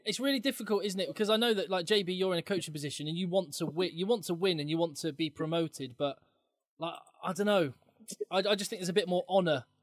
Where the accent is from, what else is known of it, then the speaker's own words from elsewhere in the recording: England, United Kingdom; even as an Englishman